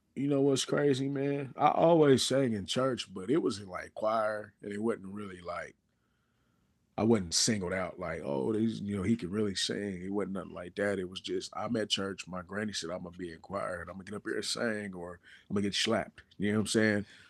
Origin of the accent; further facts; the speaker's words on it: Lawton, Oklahoma, United States; I'm from Lawton, Oklahoma